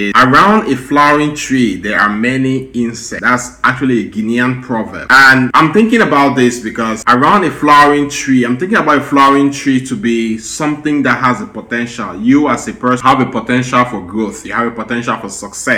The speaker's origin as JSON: {"language": "English", "country": "Cameroon", "moved": "as an adult", "lives_now": "United States", "said": "we are from Cameroon and from Africa"}